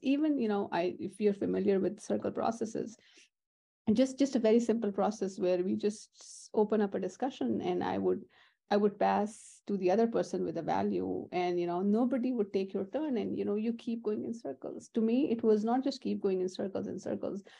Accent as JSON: {"language": "English", "country": "Pakistan", "tie": "born or raised there", "moved": "as an adult", "lives_now": "United States", "said": "I'm born and raised in Pakistan"}